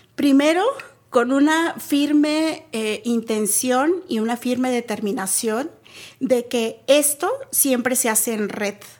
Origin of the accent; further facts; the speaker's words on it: Mexico; also born or lived in Nuevo León; como un mexicano, mexicana promedio, eh, me parece que fuimos criados